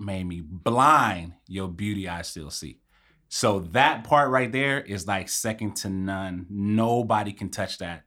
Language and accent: English; Long Beach, California, United States; I grew up in Long Beach, born and raised.